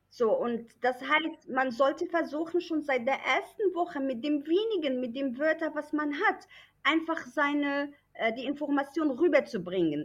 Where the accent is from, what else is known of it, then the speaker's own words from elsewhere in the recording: Germany; moved away as an adult; now in Morocco; ich bin da aufgewachsen, ich habe über 20 Jahre in Deutschland gelebt und dann war irgendwann die Idee, doch nach Marokko zurück.